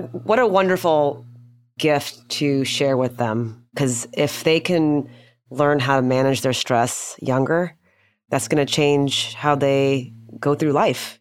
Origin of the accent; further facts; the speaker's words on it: Houston, Texas, United States; I grew up in Houston